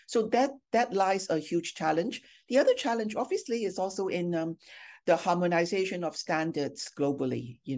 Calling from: Singapore; I'm joining you from Singapore, which is our second business hub in APAC.

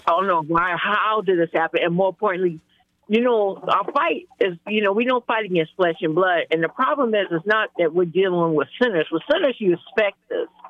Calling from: North Charleston, South Carolina, United States; I'm calling from North Charleston, South Carolina. We down here.

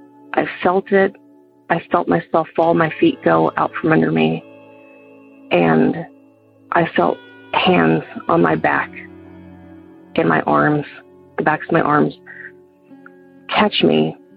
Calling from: Georgia, United States; I'm calling from Georgia.

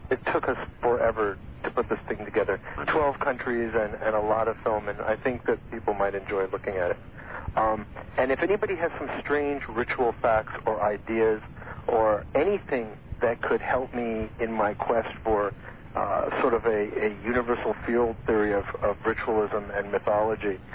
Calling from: Moraga, California, United States; I'm calling from Moraga, California.

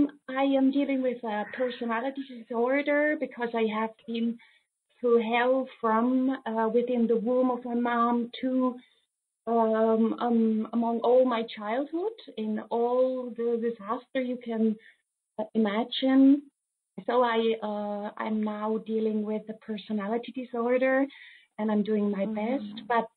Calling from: Switzerland; from Switzerland.

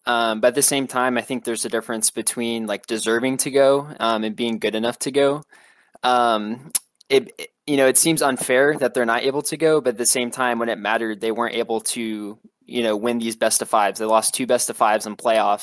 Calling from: Louisville, Kentucky, United States; Calling from Louisville, Kentucky

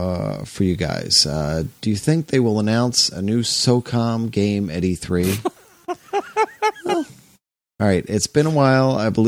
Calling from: Escanaba, Michigan, United States; In the UP. Escanaba, Michigan. In the UP. So I'm not far from you.

